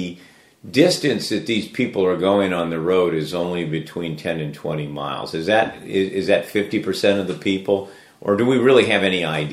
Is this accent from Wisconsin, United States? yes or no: no; Daly City, California, United States; I grew up in Daly City, one of the largest, or it is the biggest city in the county